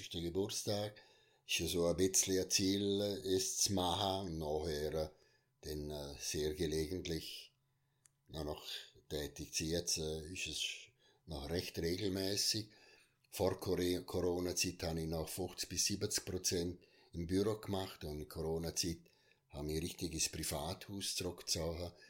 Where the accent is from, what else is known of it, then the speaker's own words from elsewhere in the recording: Unterland, Liechtenstein; weil ich bin sehr kontaktfreundlich und im Unterland aufgewachsen, aber im Oberland ja, vor allem mit Schule, oder?